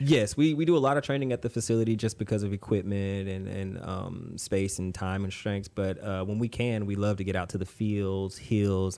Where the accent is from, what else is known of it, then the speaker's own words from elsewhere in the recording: Conroe, Texas, United States; I played sports growing up in Conroe, um, went to Conroe High